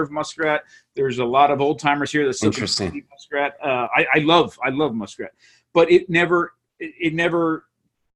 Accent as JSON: {"language": "English", "area": "Monmouth County", "region": "New Jersey", "country": "United States", "tie": "born or raised there", "said": "I grew up in New Jersey, a couple miles from the beach in Monmouth County, New Jersey"}